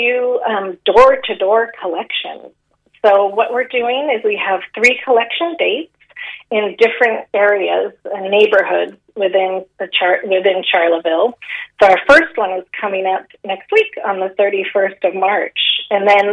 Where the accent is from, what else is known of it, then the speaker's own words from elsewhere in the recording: San Francisco, California, United States; accent: American; moved away as an adult; now in Galway, Ireland; I'm from San Francisco